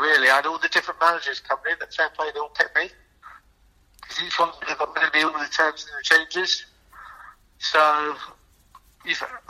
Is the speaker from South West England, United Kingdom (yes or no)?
yes; Torrington, South West England, United Kingdom; also born or lived in East Devon; I come from Torrington, which is obviously, I was North Devon, even though I live in East Devon.